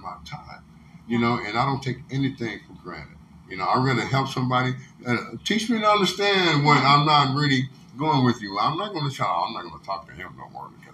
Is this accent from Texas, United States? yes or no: yes; South Coast Texas, United States; I'm just a South Coast Texas man.